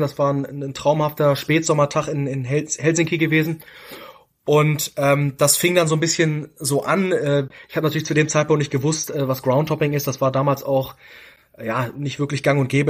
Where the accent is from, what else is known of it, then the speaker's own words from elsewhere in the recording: Hamburg, Germany; wir kommen aus Hamburg